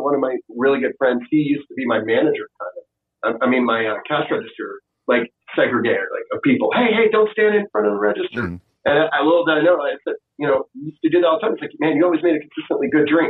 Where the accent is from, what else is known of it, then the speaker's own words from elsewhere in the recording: the South, United States; also born or lived in Washington, D.C. / San Francisco; And I grew up in the South too.